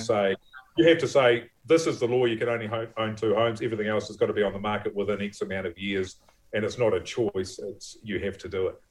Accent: Levin, Manawatū-Whanganui, New Zealand; also born or lived in Wellington; now in Waiheke Island, New Zealand; I grew up in Levin

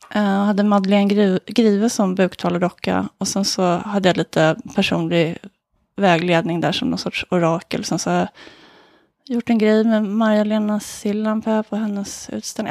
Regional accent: Solna, Stockholm County, Sweden; I Råsunda i Solna

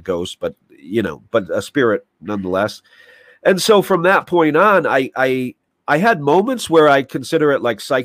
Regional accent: New York, United States; I'm a New Yorker

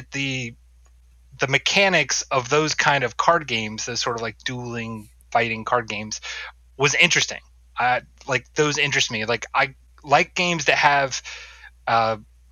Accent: North Carolina, United States; moved away; I grew up in North Carolina

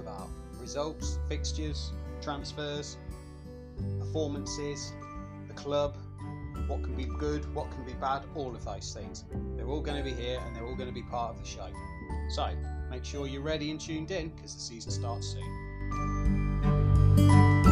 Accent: Yaxley, East of England, United Kingdom; I'm from Yaxley

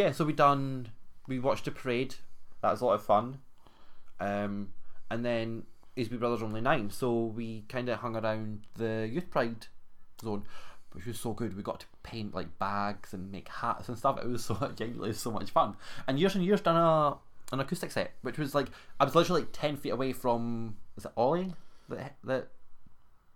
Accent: Edinburgh, Scotland, United Kingdom; accent: Scottish

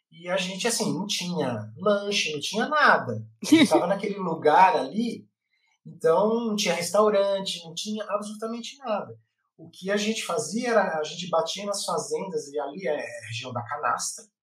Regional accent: São Paulo, Brazil; a gente é de São Paulo e a gente está querendo ir lá para a nascente do, do Rio.

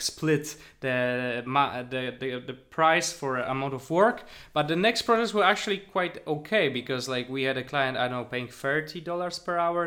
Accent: Poland; moved away as an adult; now in Berlin, Germany; I come from Poland

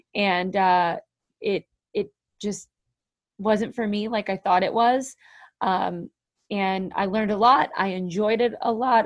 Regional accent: New Jersey, United States; also born or lived in Warren, New Jersey; I live in Warren, New Jersey. I am born and raised a Jersey girl

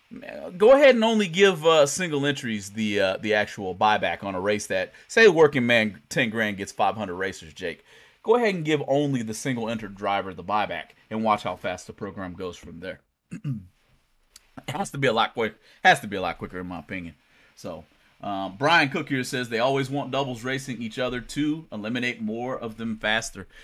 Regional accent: United States; It is in my hometown, Worldwide Technology

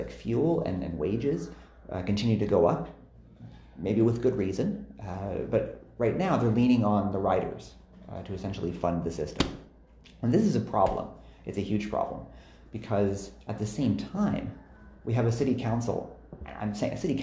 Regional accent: Toronto, Ontario, Canada; also born or lived in Edmonton, Alberta; I live downtown now, but I grew up in East Scarborough in Guildwood

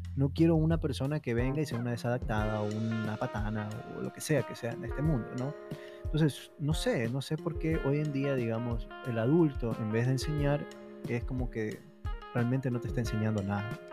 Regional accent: Ecuador; somos ecuatorianos todos

